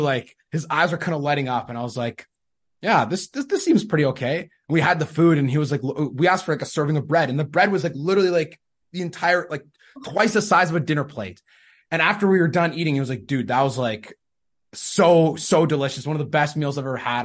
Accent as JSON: {"language": "English", "region": "Manitoba", "country": "Canada", "tie": "born or raised there", "said": "I'm from Canada"}